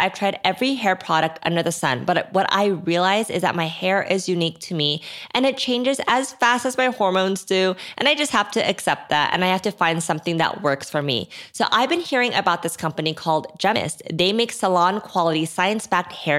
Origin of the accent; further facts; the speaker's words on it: South Korea; now in United States; when I grew up in Korea